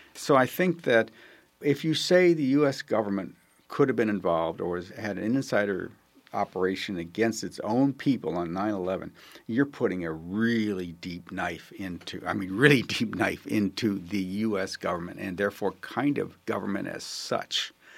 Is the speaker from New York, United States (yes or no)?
yes; Buffalo, New York, United States; I come from Buffalo, New York